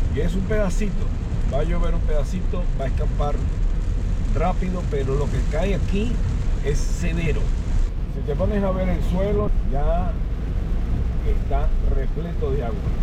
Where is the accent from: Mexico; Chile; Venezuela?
Venezuela; Valencia, Carabobo; moved away as an adult; Yo soy de Valencia